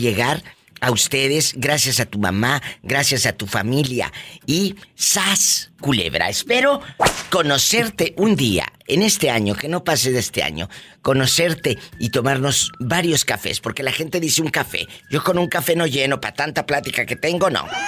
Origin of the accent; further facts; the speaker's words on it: Matamoros, Tamaulipas, Mexico; Mi tierra querida